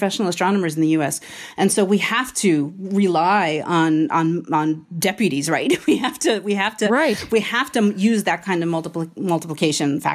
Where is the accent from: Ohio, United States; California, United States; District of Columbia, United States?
District of Columbia, United States; Washington, D.C. area; I grew up in the Washington, D.C. area where football is king